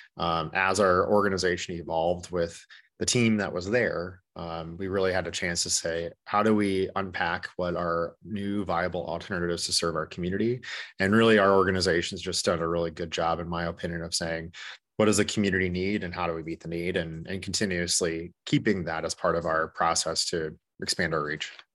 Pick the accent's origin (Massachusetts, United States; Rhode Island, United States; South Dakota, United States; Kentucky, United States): South Dakota, United States; Corsica; also born or lived in Minneapolis, Minnesota; I am originally from Corsica, South Dakota